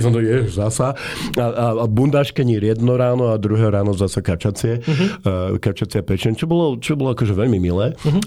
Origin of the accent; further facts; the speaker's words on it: Slovakia; my nie sme Američania, že hovoríme podom jazykom z Európy, a sme zo Slovenska